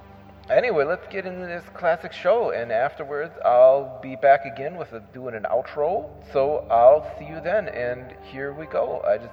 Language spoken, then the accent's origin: English; Wisconsin, United States; for a long time, I hosted a weekly local radio show in my hometown here in Wisconsin.